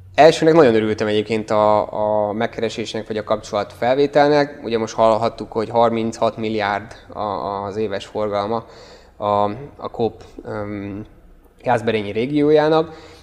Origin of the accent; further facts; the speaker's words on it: Hungary; moved away as an adult; now in Budapest, Hungary; Én egyébként vidékről származom